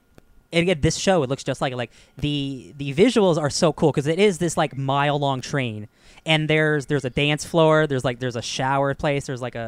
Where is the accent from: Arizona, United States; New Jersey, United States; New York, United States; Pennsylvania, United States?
New Jersey, United States; I'm from Jersey.